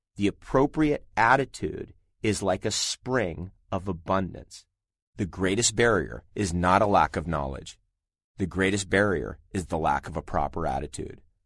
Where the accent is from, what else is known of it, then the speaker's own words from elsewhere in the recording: Southern California, United States; I grew up in Southern California after the age of 10, and I spent many years there